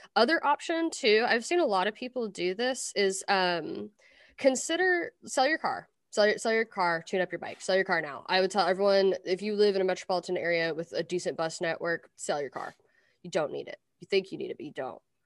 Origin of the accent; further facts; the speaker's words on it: Versailles, Kentucky, United States; moved away; also born or lived in Lexington, Kentucky; I grew up in Versailles